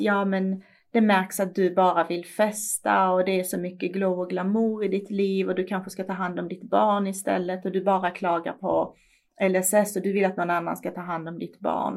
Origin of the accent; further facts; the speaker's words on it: Iran; now in Sweden; I mitt hemland